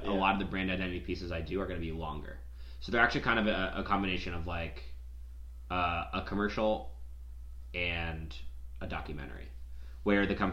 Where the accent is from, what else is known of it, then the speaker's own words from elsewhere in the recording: West Palm Beach, Florida, United States; moved away as an adult; now in Jacksonville, United States; am from Southeast Florida. Okay from like West Palm area.